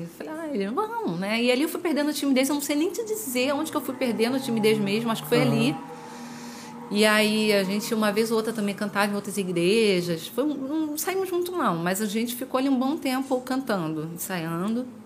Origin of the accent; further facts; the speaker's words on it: Jardim Catarina, Rio de Janeiro, Brazil; eu congregava na Assembleia de Deus da Rua 7, no Jardim Catarina. Rua 7, assim, era na época, né? Pelo menos sempre era uma igreja conhecida. Uhum. E eu cresci lá